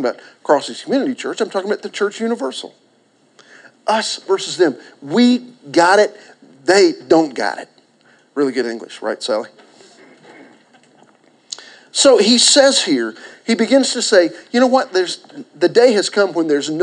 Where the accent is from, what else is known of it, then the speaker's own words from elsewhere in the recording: Pauls Valley, Oklahoma, United States; I was born in Garvin County.